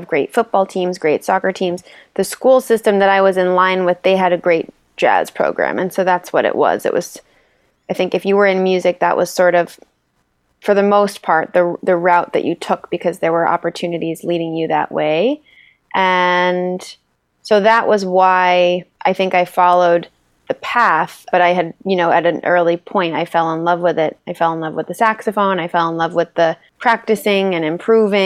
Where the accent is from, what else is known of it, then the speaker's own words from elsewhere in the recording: West Hartford, Connecticut, United States; moved away as an adult; also born or lived in Rochester, New York; I was born in Hartford, raised in West Hartford, and came through Hall High School